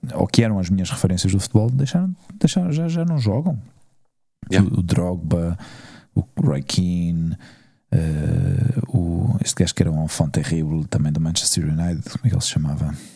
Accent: Portugal; now in Spain; eu era português

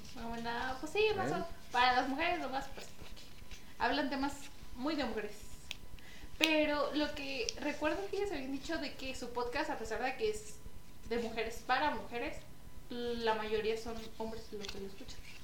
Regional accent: Paracho, Michoacán, Mexico; pues de Paracho

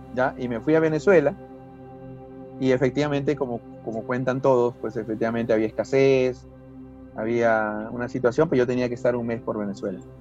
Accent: Huacho, Lima, Peru; vengo de Guacho nuevamente menciono a mi, a, mi, ciudad natal

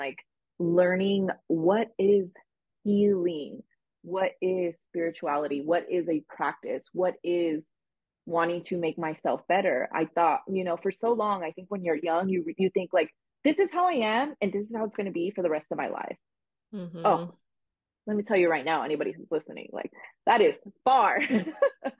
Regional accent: Los Angeles, California, United States; I grew up in the San Fernando Valley, which is located like 15 minutes from Los Angeles

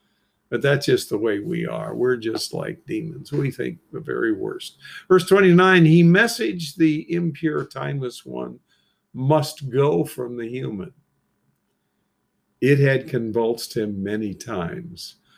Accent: Bricketwood, East of England, United Kingdom; whenever I told people anywhere I travel in Europe I was from Bricketwood, they immediately thought of those nudist camps.

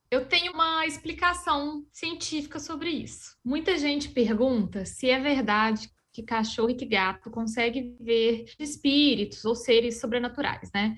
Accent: Minas Gerais, Brazil; accent: mineiro; moved away; also born or lived in interior of Paraná; O sotaque já, já mantém aí que eu sou, sou mineira.

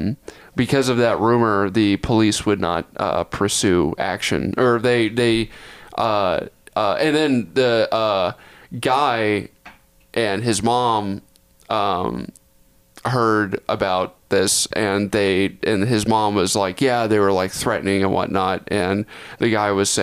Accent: Texas, United States; I grew up in Texas.

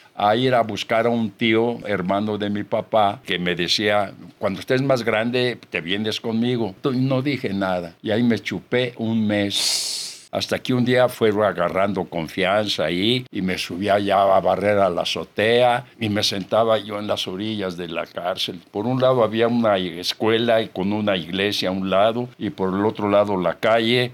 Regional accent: Celaya, Guanajuato, Mexico; moved away; Yo soy originario de Celaya

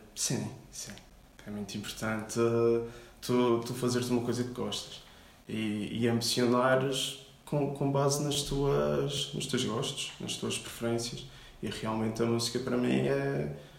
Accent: Madeira, Portugal; sou da Madeira, vivo no Caniço

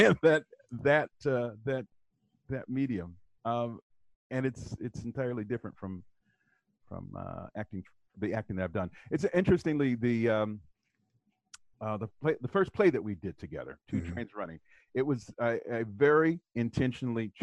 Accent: Southwest Ohio, United States; I grew up in Southwest Ohio

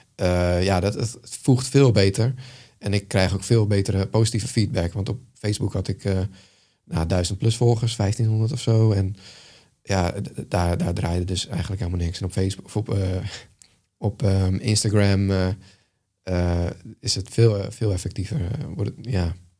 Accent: Netherlands; als Nederlander

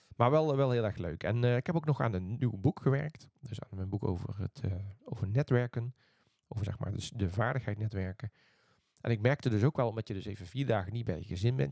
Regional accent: Netherlands; moved away as an adult; also born or lived in Eindhoven; now in Sweden; we uit Nederland komen

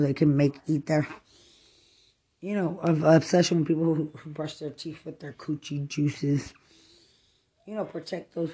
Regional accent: Lubbock, Texas, United States; I'm from Lubbock

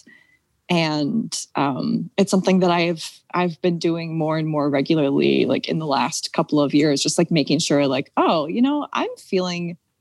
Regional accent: Philadelphia, Pennsylvania, United States; I grew up in Mount Airy in Northwest Philly

